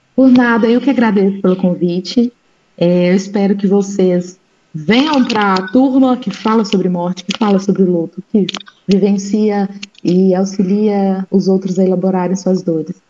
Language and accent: Portuguese; Brazil; nós brasileiros